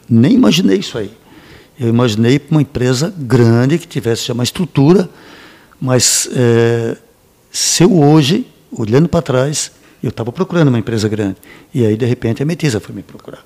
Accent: Braço do Norte, Santa Catarina, Brazil; Nasci em, eh, em Braço do Norte

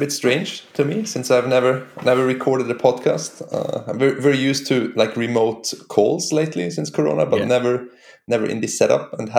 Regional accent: Switzerland; now in Stockholm, Sweden; I'm originally from Switzerland, so I'm not... I'm Swedish now, but I'm originally not Swedish.

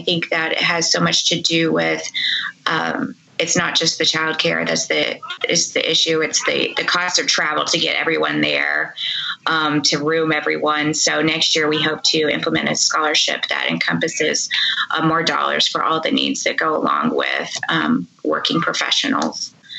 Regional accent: Indianapolis, Indiana, United States; my hometown, Indianapolis

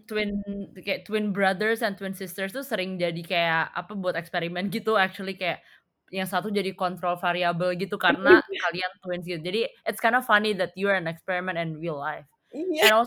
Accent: Indonesia; dari both dari orang Amerikanya sendiri dan dari orang-orang kayak seumuran gue orang Indo yang kesana

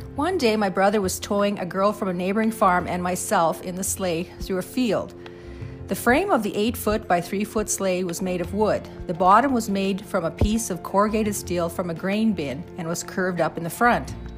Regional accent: Saskatchewan prairie, Canada; As kids growing up on the Saskatchewan prairie in the 60s and 70s

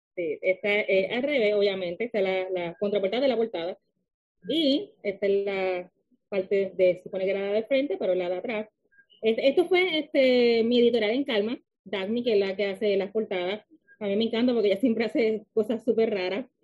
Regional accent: Lajas, Puerto Rico; also born or lived in Mayagüez, Puerto Rico; now in San Juan, Puerto Rico; nací en Mayagüez, soy de Laja, Puerto Rico, pero vivo actualmente en San Juan.

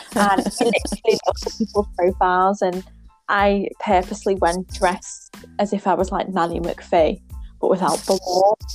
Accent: England, United Kingdom; I'm your English nanny

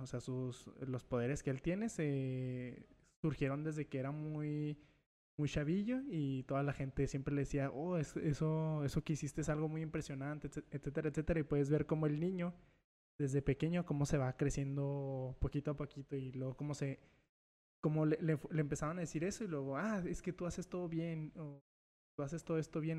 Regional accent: Mexico; yo, yo no nací en Estados Unidos, yo sí soy mexicano, nada más mexicano

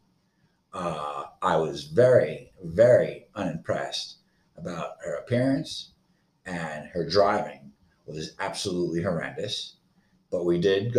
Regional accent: Florida, United States; I am from Florida

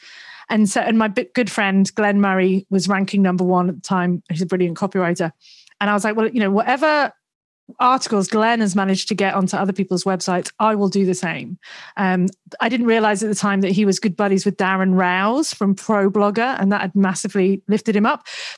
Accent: Twyford, South East England, United Kingdom; accent: mishmash; also born or lived in Sandbach, Cheshire / Leeds; I was born in Sandbach in Cheshire, and then I moved down south to Henley because it sounds nice, Henley-on-Thames. It wasn't Henley. It was a place called Twyford, which is near Reading. And then I went to uni in Leeds

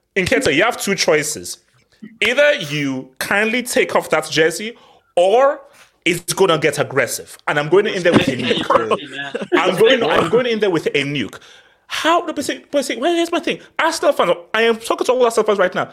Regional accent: Nigeria; I'm speaking as a Nigerian

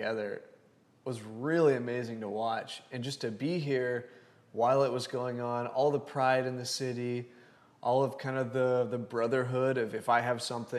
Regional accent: Lubbock, Texas, United States; moved away as an adult; now in Houston, United States; So I moved here from Lubbock, Texas.

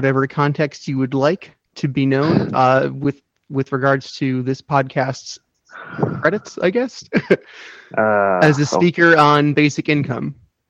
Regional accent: New York, United States; As a New Yorker

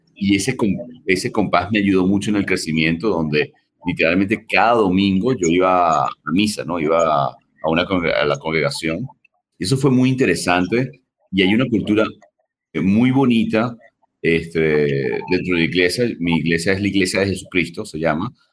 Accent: Caracas, Capital District, Venezuela; Yo soy de Venezuela, de, Caracas

